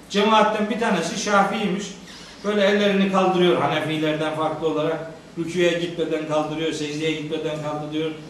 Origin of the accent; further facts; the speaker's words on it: Anatolia, Turkey; born there; O itibarla madem ki Anadolu'da doğduk, madem ki Müslüman ailelerin çocuklarıyız, madem ki kitabımız diye Kur'an kabulümüz var, o zaman bu kitapla tanışık ve barışık olmak zorundayız.